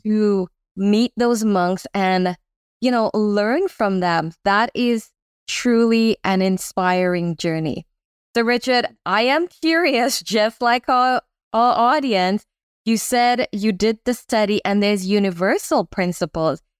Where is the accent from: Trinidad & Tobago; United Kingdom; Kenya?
Trinidad & Tobago; I grew up in Trinidad